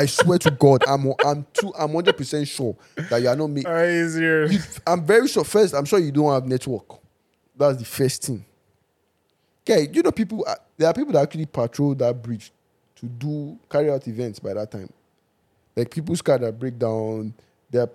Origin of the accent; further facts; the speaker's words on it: Edo, Nigeria; moved away as an adult; also born or lived in Ondo State; now in Canada; growing up in Edo State